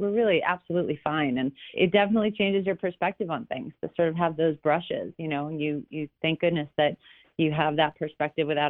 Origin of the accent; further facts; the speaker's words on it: Long Island, south of Wellwood, New York, United States; now in California, United States; I grew up, south of Wellwood, and my mom is from Lindenhurst originally